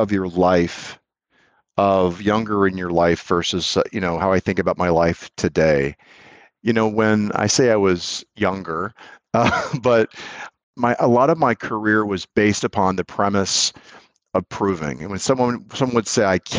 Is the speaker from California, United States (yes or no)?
no; Raytown, Missouri, United States; moved away as an adult; also born or lived in Las Vegas, Nevada / Canada; now in Kansas City, United States; I'm from Raytown, Missouri.